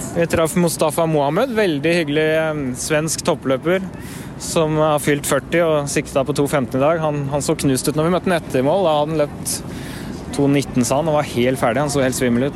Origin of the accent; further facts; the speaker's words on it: Norway; kommer vi fra Norge og har norsk tidsrytme